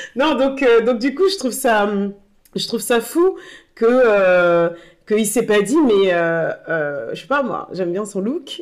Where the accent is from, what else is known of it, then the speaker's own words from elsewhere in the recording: Tourcoing, Hauts-de-France, France; moved away as an adult; also born or lived in Bordeaux; now in Paris, France; je suis née à Bordeaux, ensuite j'ai vécu à Tourcoing